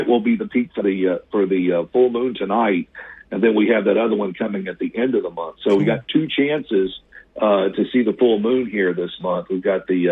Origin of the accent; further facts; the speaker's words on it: Mississippi Delta, United States; moved away; I grew up in the Mississippi Delta myself